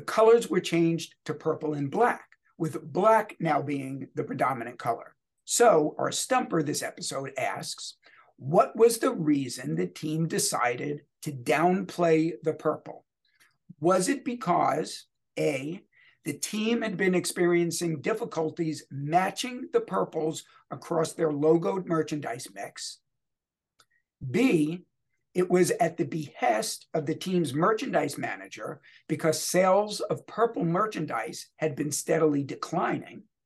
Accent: Louisville, Kentucky, United States; my hometown, Louisville Bats

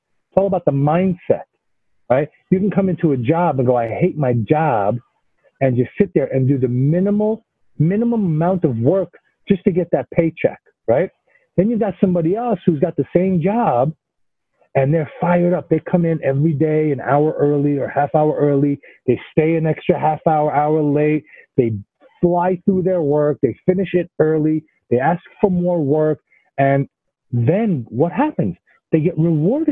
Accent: New York City, New York, United States; moved away as an adult; also born or lived in Israel; now in Florida, United States; living in New York City and growing up in New York City

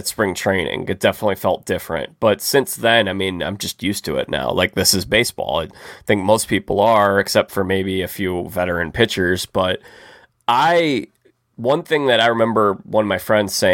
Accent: Chicago, Illinois, United States; growing up in Chicago

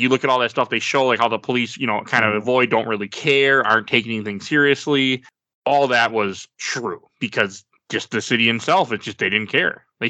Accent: Milwaukee, Wisconsin, United States; I'm from Milwaukee, Wisconsin. Like, I'm born in 87

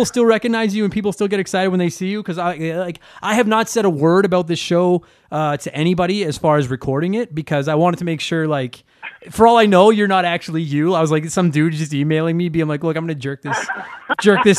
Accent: Calgary, Alberta, Canada; I grew up in Calgary

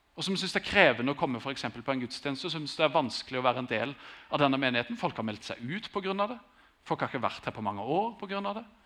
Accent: Grimstad, Agder, Norway; Jeg har vokst opp i Grimstad, vært der hele tiden

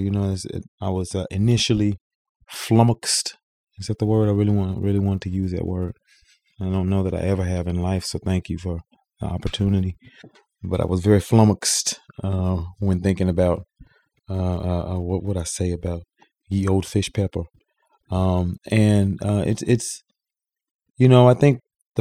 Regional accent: Mississippi, United States; as a Southerner, as a Mississippian

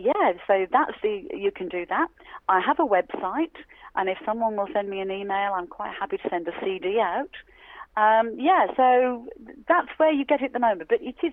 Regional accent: Wolverhampton, West Midlands, United Kingdom; I'm always happy to talk to the people of Wolverhampton, Jason. That's my hometown, as I said.

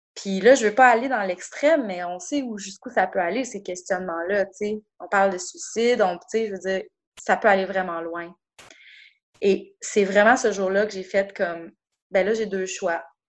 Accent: Quebec City, Quebec, Canada; moved away as an adult; also born or lived in Montreal; je suis de retour dans ma ville natale depuis maintenant euh, bientôt trois ans

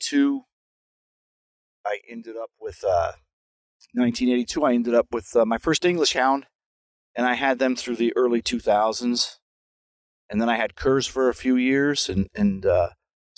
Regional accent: United States; Growing up near Canada, it was very isolated. We got a couple Canadian TV channels and an American one

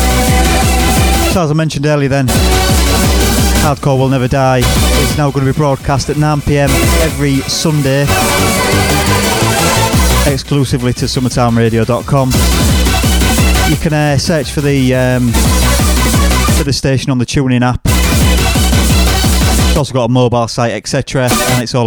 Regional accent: Long Riston, Yorkshire and the Humber, United Kingdom; I'm from Longriston, which is a little village

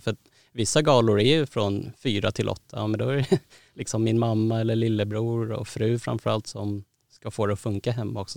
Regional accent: Sweden; also born or lived in Thailand (ancestry) / Södermalm, Stockholm; född och uppvuxen i Sverige

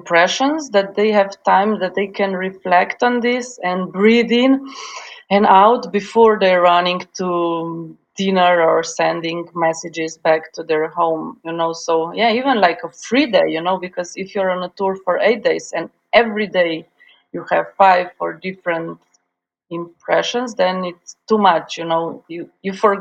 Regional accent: Slovenia; also born or lived in Yugoslavia; now in Ljubljana, Slovenia; I'm from Slovenia, which is a beautiful, green, tiny country on the sunny side of the Alps.

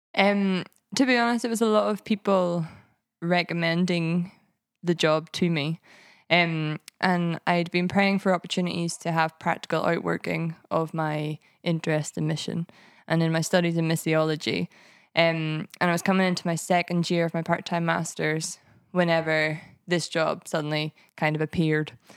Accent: Ballymena, Northern Ireland, United Kingdom; moved away as an adult; now in Edinburgh, United Kingdom; I was brought up in a town called Ballymena, in the Bible Belt of Northern Ireland

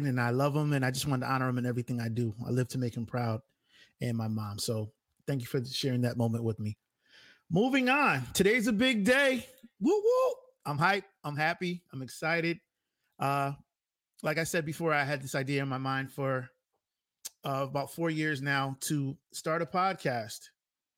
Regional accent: Bridgeport, Connecticut, United States; Hailing from my hometown, Bridgeport, Connecticut.

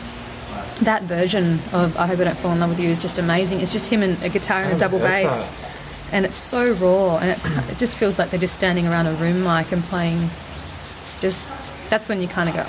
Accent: Darwin, Northern Territory, Australia; now in Sydney, Australia; I lived in Darwin, growing up in Darwin with the planes coming

